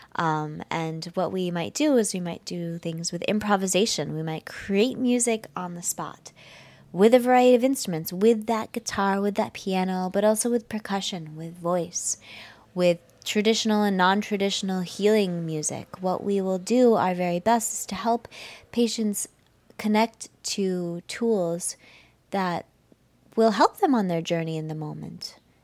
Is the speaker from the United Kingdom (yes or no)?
no; United States; I'm from the United States